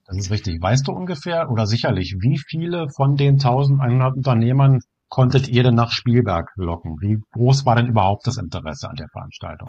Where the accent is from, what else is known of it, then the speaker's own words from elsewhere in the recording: Germany; Bei uns in Deutschland